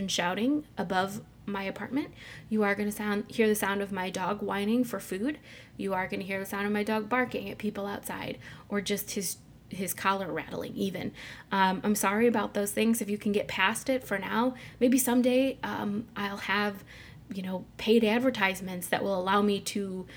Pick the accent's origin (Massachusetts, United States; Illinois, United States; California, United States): Illinois, United States; Mitchell; now in Chicago area, United States; I grew up near St. Louis in a small town called Mitchell, Illinois